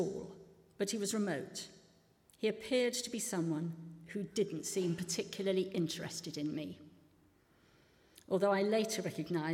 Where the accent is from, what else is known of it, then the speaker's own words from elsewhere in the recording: Pinner, London, United Kingdom; I grew up in Pinner, northwest London